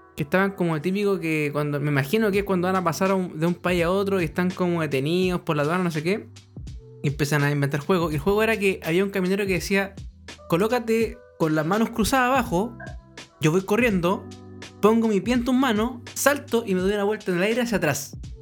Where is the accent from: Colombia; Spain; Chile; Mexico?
Chile; nosotros somos de Chile